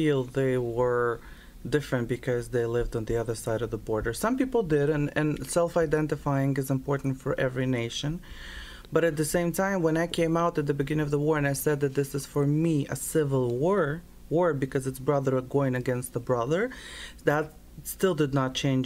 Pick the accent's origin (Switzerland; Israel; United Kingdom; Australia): Israel; also born or lived in Lviv, Ukraine; now in Toronto, Canada; I was born in Lviv. I'm Jewish by nationality, partially. And I was raised in Israel